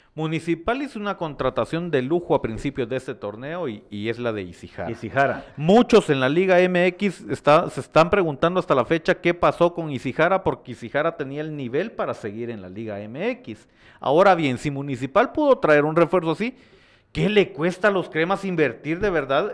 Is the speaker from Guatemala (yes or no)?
yes; Guatemala; como guatemalteco